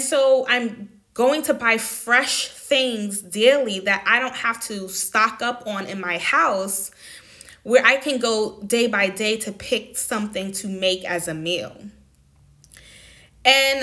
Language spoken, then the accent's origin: English; New York City, New York, United States; moved away as an adult; also born or lived in Washington, D.C. / Atlanta, Georgia; now in Netherlands; I grew up in Far Rockaway, Queens, New York City